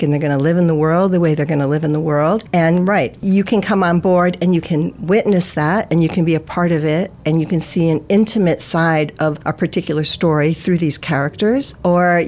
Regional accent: United States; I'm Filipino-American, right? So I'm Filipino and I'm an American. I'm living in the United States.

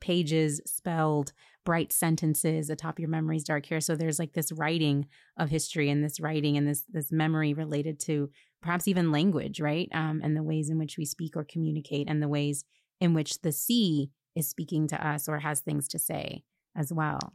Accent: Alabama, United States; I was born in Alabama

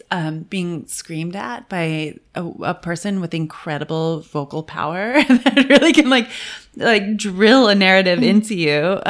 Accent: Cooperstown, New York, United States; I grew up in Cooperstown, New York, which has nothing in it, but it does have an amazing opera house.

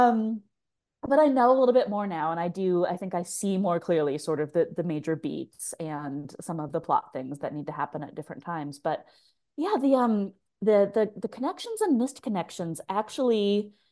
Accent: Tacoma, Washington, United States; moved away as an adult; I grew up in Tacoma, Washington. I haven't lived there full time since I was like 19

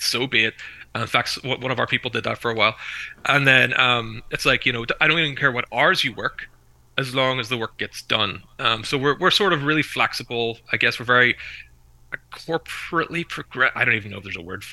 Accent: Belfast, Northern Ireland, United Kingdom; I'm from Belfast, but I live near the north coast now

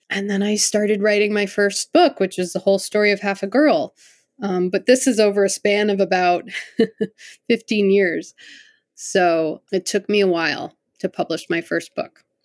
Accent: Connecticut, United States; I grew up in Connecticut

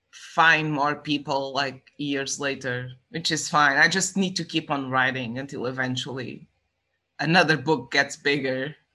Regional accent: Estremoz, Évora District, Portugal; So and I was raised in Stremoj, which is not a huge city. It's a small city.

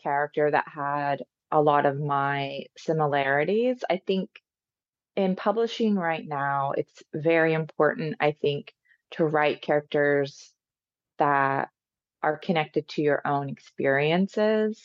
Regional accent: Cherokee Nation, northeastern Oklahoma, United States; I'm from the Cherokee Nation

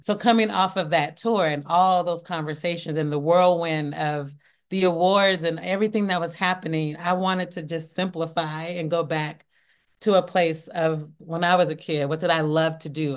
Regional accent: Portland, Oregon, United States; i had a, a small acting ensemble called Where I'm From Productions. And we would put on shows in in Northeast Portland

